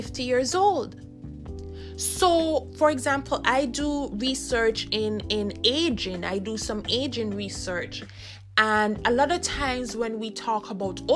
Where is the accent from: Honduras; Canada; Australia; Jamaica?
Jamaica; I grew up in Jamaica